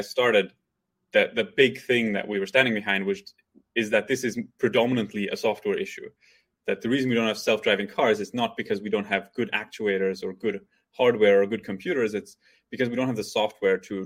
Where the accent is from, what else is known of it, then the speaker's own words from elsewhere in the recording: Belgium; moved away as an adult; now in United States; I'm from Belgium originally. So I went to university there